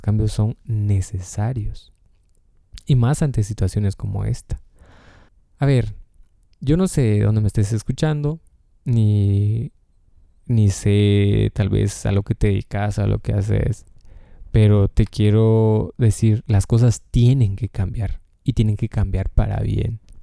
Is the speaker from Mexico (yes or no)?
no; Guatemala; o al menos de donde yo soy, de Guatemala